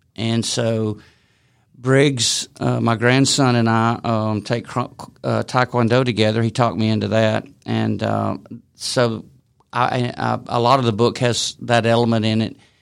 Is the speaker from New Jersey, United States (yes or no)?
no; Decatur, Alabama, United States; moved away as an adult; now in Ball Ground, United States; I grew up in Decatur, Coleman area